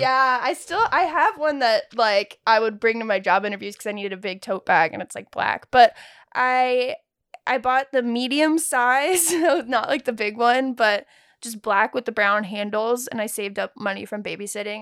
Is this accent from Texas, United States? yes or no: yes; Texas, United States; moved away; I'm from Texas